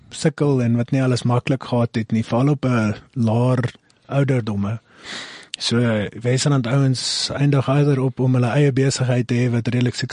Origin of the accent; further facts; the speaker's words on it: Northern Cape, South Africa; Ja, so ons is uh, van die Noord-Kaap af